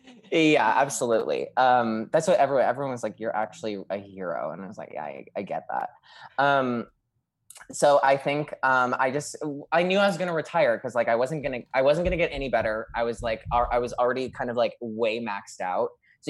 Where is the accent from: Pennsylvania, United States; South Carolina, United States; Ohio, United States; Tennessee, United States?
Pennsylvania, United States; Scranton; Scranton, PA. Pennsylvania.